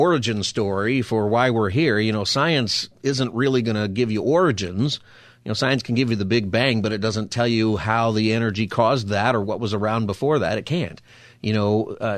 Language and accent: English; Palmdale, California, United States; I grew up in Palmdale, and I grew up pretty close to Plant 42